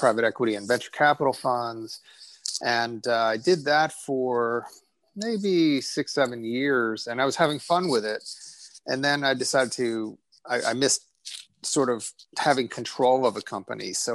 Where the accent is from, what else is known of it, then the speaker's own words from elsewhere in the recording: New Jersey, United States; I was born in New Jersey. My parents are both immigrants